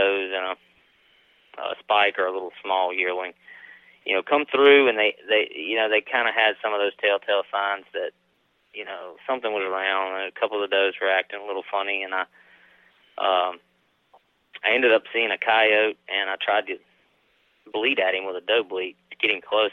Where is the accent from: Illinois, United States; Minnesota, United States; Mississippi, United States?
Mississippi, United States; also born or lived in East Feliciana, Louisiana; now in Clinton, Louisiana, United States; I'm from Mississippi originally, so I have family property there